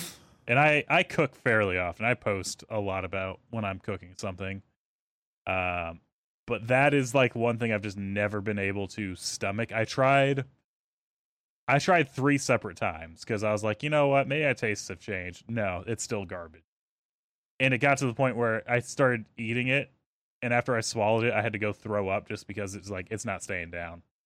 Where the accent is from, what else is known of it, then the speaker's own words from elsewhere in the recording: the South, United States; I'm from the South